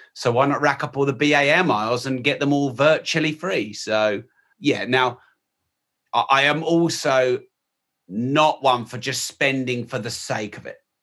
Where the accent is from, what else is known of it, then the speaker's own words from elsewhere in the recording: United Kingdom; I'm very British and white